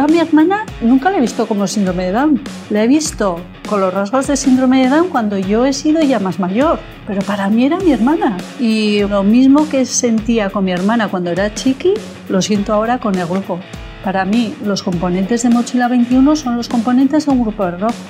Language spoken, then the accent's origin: Spanish; Pamplona, Navarre, Spain; soy de Pamplona